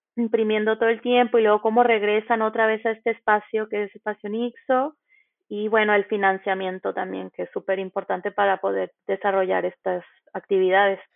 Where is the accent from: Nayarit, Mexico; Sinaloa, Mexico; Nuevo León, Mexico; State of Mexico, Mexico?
Nayarit, Mexico; moved away as an adult; now in Buenos Aires, Argentina; soy de Nayarit, México